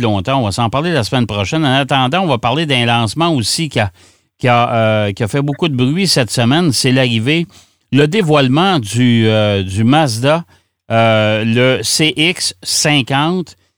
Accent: Canada; chez nous au Canada

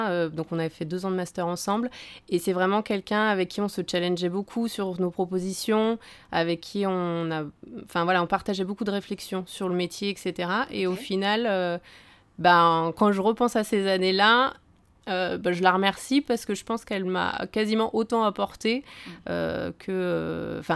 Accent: Annecy, Auvergne-Rhône-Alpes, France; born there; euh, non, je suis née à Annecy. Voilà, donc après j'ai pas mal bougé en France, à l'étranger.

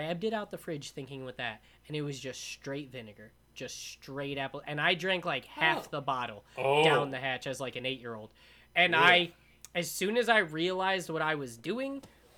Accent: United States; So I grew up on the Mandeville farm.

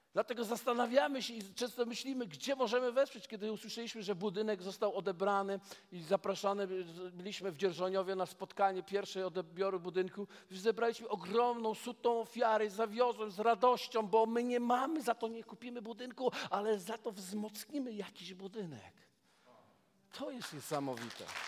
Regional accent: Poland; jestem z Polski

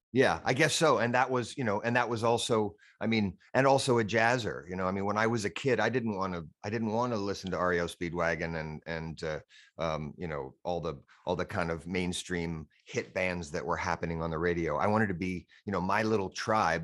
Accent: Boise, Idaho, United States; moved away as an adult; also born or lived in Los Angeles, California / Temple City, California / Whittier, California / New York; from fourth grade on, uh, I, I lived in Boise, Idaho

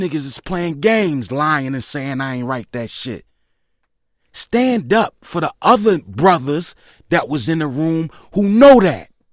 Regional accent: Philadelphia, Pennsylvania, United States; I'm from South Philly

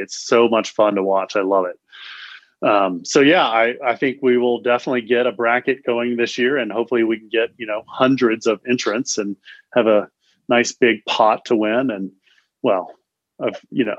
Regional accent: Houston, Texas, United States; moved away as an adult; also born or lived in Sun Valley, Idaho; now in Boulder, United States; I was raised in Houston, which is a far away different place than Colorado, and especially Boulder, where I live. After I graduated high school, I came to CU Boulder

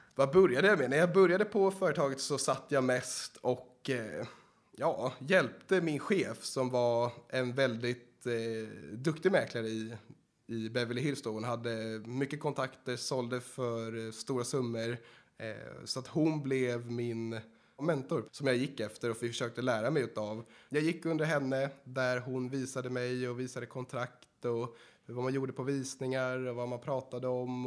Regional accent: Sweden; also born or lived in Los Angeles, United States; jag kommer från Sverige.

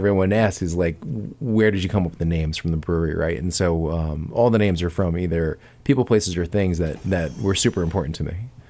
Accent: Long Island, New York, United States; growing up on Long Island

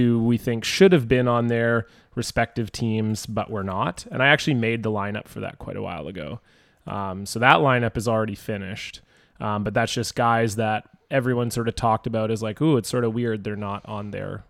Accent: Canada; being Canadian

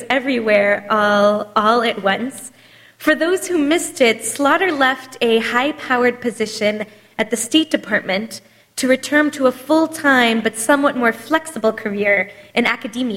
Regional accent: United States; as American Jews

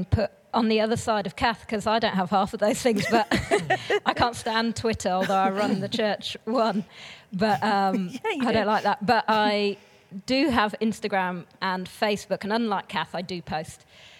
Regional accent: Brazil; So I grew up in Brazil. I was a missionary kid, and then I did international development at uni.

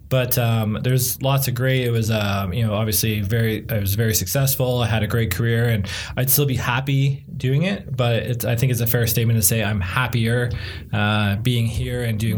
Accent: Burlington, Ontario, Canada; now in Milton, Canada; I grew up in Burlington.

